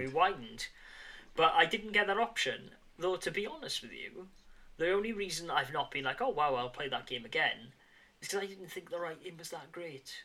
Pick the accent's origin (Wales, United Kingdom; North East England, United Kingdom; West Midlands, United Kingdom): Wales, United Kingdom; near Bridgend; Bridgend, which is very much near my hometown